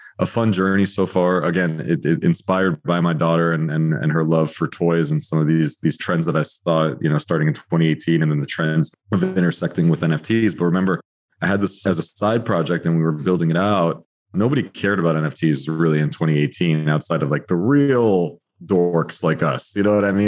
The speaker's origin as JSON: {"language": "English", "town": "Miami", "region": "Florida", "country": "United States", "tie": "born or raised there", "said": "born and raised in Miami"}